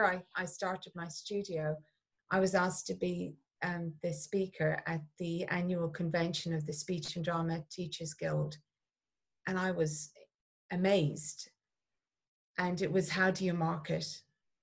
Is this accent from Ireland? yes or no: yes; Clonmel, Munster, Ireland; Growing up in Ireland, we were taken to the theatre 4 times a year